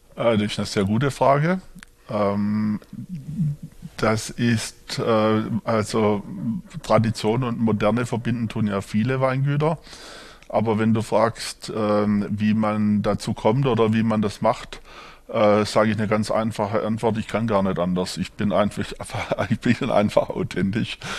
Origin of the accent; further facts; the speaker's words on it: Swabia, Germany; accent: Swabian; moved away as an adult; also born or lived in Markgräflerland / Franconia; now in Würzburg, Germany; Ich bin hier jetzt zu Hause als gebürtiger Schwabe, wie man hört